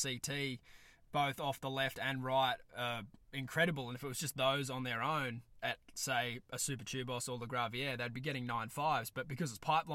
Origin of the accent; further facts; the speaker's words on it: East Coast of Australia, Australia; me being the naive young East Coaster that I am from Australia